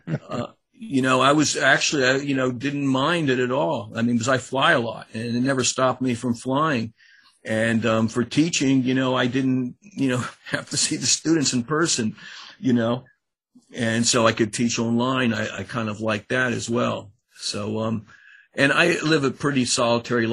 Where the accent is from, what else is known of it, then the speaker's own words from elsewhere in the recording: Annapolis, Maryland, United States; I'm from Annapolis, Maryland, and I went to undergraduate school at College Park, Maryland